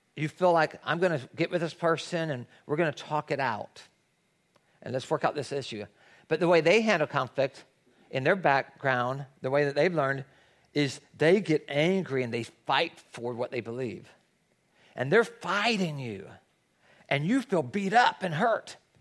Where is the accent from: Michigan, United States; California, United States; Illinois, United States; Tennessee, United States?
Tennessee, United States; now in Los Angeles, United States; I grew up in Tennessee where there's a lot of people that go to church, it's the Bible Belt.